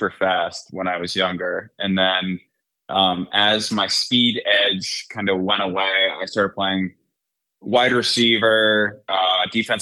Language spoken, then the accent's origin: English; Pelham, New York, United States; moved away; I was growing up in Pelham, which is in Westchester County outside of New York City